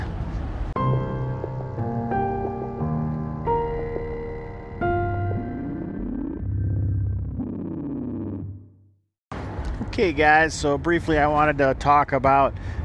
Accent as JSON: {"language": "English", "country": "United States", "said": "I am American"}